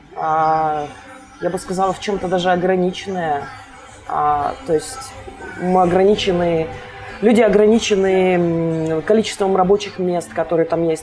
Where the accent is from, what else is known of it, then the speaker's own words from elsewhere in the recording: Kostomuksha, Republic of Karelia, Russia; moved away as an adult; now in Saint Petersburg, Russia; я родилась в маленьком городочке под названием Костомукша